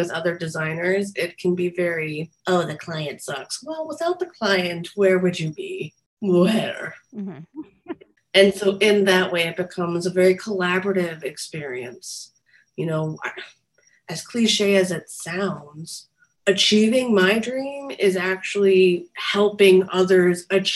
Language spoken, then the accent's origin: English; New Jersey, United States; also born or lived in New York; I'm from New Jersey